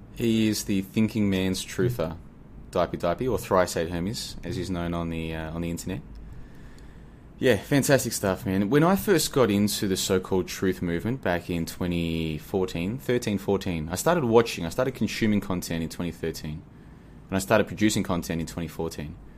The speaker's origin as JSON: {"language": "English", "country": "Australia", "moved": "as an adult", "lives_now": "Asia", "said": "I'm from Australia originally. I'm currently in Asia, been here for about a year, but I'm originally from Australia."}